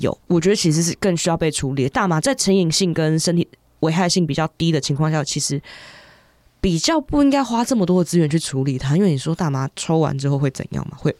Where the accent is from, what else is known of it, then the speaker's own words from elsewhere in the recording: Taiwan; 我们台湾人